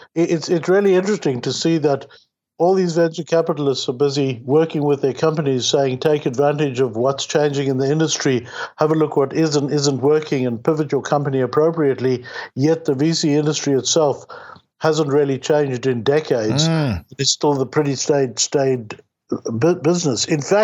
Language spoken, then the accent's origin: English; South Africa; now in Toronto, Canada; I came from South Africa to Toronto in the early 80s, and I was very lucky to have discovered a thriving software industry.